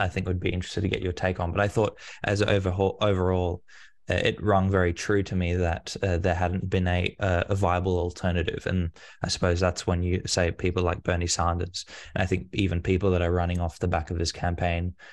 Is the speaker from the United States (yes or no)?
no; Australia; as an Australian